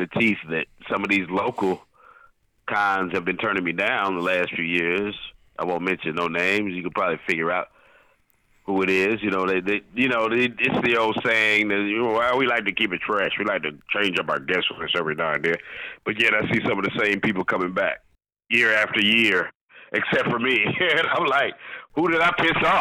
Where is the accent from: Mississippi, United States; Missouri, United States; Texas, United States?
Missouri, United States; St. Louis; moved away as an adult; also born or lived in Jefferson City, Missouri; I moved here in 1993 from St. Louis, my hometown.